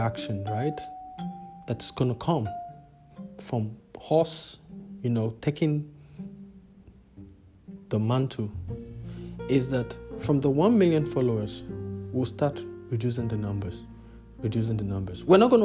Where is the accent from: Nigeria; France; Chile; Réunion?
Nigeria; also born or lived in multiple countries in Africa; now in South Africa; as an African, as a Nigerian, who has lived across multiple countries in Africa, currently residing in South Africa.